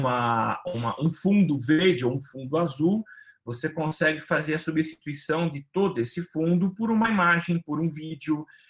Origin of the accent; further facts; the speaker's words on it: Brazil; enquanto brasileiro